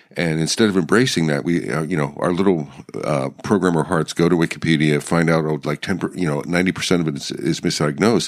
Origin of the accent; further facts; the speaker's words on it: Pennsylvania, United States; I grew up in Pennsylvania